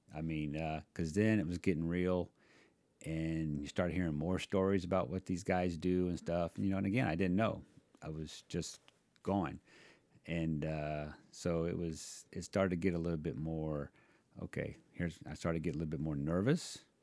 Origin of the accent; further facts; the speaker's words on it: Virginia Beach, Virginia, United States; I grew up on Virginia Beach